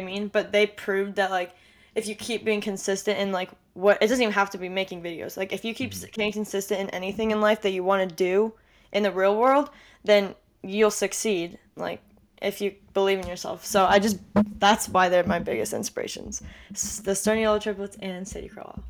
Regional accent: Orange County, California, United States; I'm from Orange County, California, born and raised here

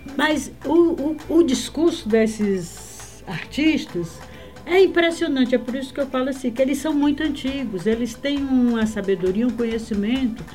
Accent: Acre, Brazil; moved away; also born or lived in Rio Branco / Feijó / Ceará; eu nasci no Acre

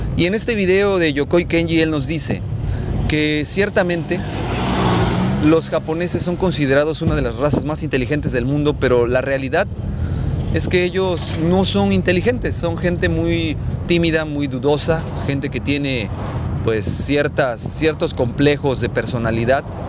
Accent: Mexico; Estoy muy orgulloso de pertenecer a este país, tener esta bandera, ser mexicano, decir que soy mexicano

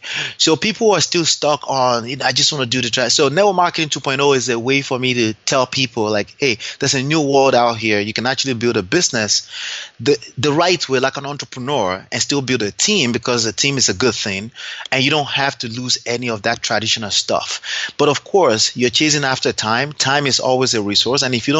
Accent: Dallas, Texas, United States; born there; I'm a proud Nigerian. I was born here in Dallas, Texas, but I'm a proud Nigerian, I like to say.

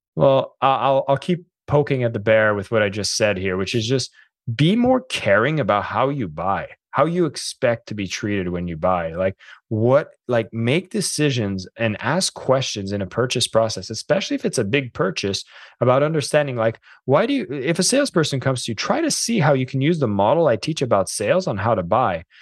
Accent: Canada; I'm French Canadian

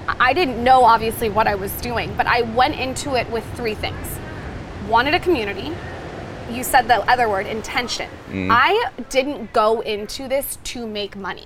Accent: Del Mar, California, United States; we grew up in Del Mar, California, beautiful area

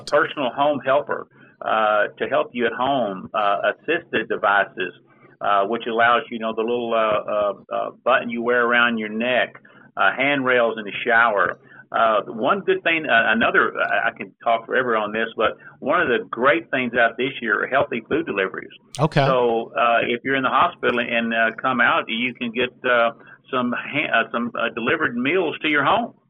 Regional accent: Dallas, Texas, United States; I was born and raised in Dallas, Texas

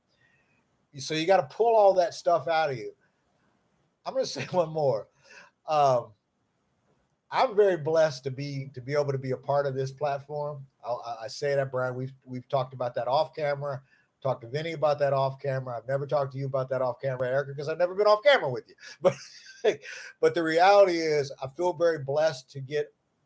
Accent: Lincoln Heights, Ohio, United States; I'm from Lincoln Heights, Ohio, a little podunk town in Ohio

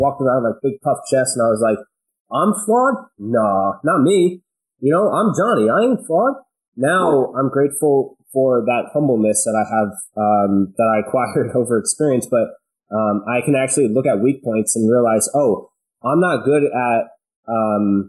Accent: central New Jersey, United States; I was born in New Jersey, central New Jersey. We had a farm, and I was raised there

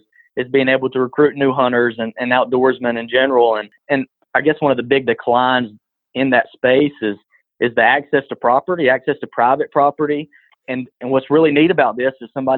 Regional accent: Butler, Alabama, United States; growing up on the farm. I'm from Butler, Alabama, and small town

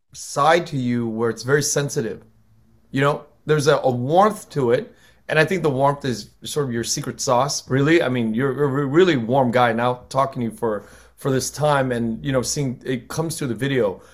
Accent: United States; I'm American, I'm American born, but when I go back to Vietnam

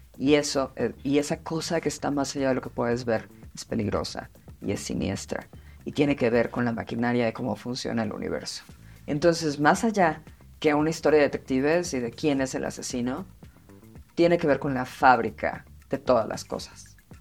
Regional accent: Mexico City, Mexico; yo crecí en Tlatelolco

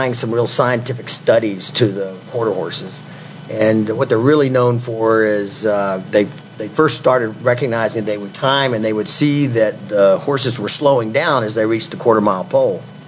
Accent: Memphis, Tennessee, United States; also born or lived in Wynne, Arkansas; now in Tucson, United States; I grew up duck hunting and I came from Memphis, Tennessee.

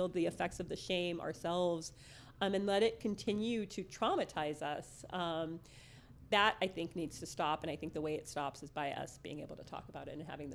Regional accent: San Fernando Valley, California, United States; now in San Diego, United States; I grew up in the San Fernando Valley

